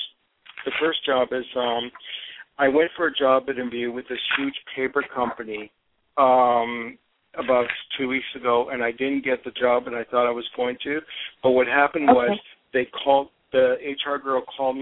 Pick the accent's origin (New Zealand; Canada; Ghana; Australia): Canada; Toronto, Ontario; now in Los Angeles, United States; I am not originally from California. I'm actually from Toronto, Canada